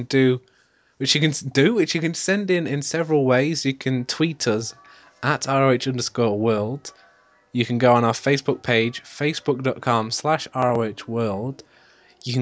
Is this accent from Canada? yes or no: no; United Kingdom; All British podcast